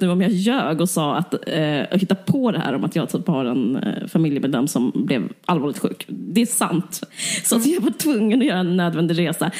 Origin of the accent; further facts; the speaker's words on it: Simrishamn, Skåne, Sweden; also born or lived in Stockholm; jag är också uppvuxen i Skåne